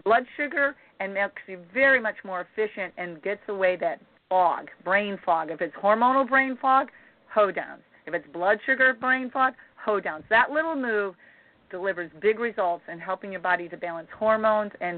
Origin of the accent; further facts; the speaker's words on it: Midwest, United States; I'm from the Midwest